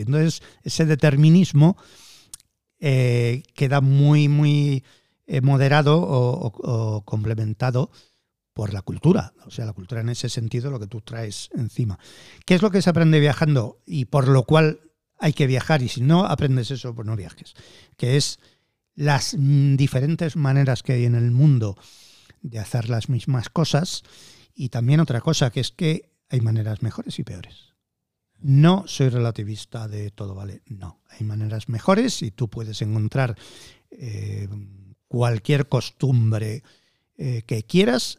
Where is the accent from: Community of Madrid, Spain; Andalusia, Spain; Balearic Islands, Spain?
Community of Madrid, Spain; Madrid; no soy nacionalista madrileño, pero es que nací en Madrid.